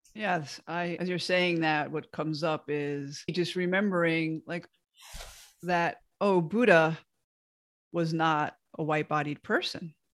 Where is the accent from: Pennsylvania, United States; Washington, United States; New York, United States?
New York, United States; outside of the Bronx; moved away; I moved away from my hometown outside of the Bronx in New York.